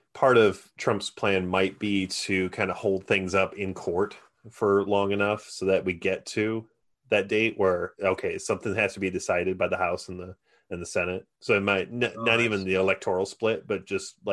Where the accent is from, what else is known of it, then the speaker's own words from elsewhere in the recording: Michigan, United States; my home state of Michigan